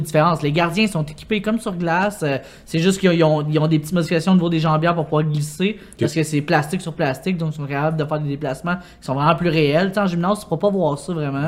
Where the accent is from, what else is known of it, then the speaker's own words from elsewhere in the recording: Longueuil, Quebec, Canada; je viens de Longueuil